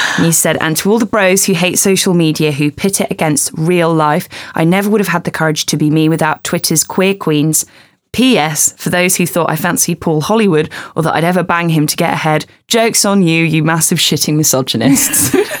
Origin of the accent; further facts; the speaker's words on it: England, United Kingdom; I don't like feeling that English